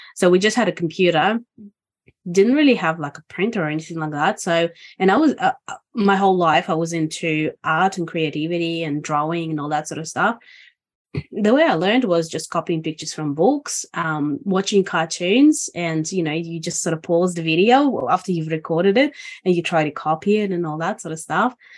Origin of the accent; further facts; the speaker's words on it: Estonia; now in Australia; I'm originally from Estonia. And I've been in Australia since December 2000.